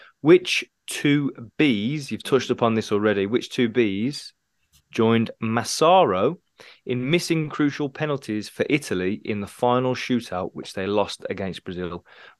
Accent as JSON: {"language": "English", "region": "England", "country": "United Kingdom", "said": "As an Englishman as well, we weren't even in the tournament"}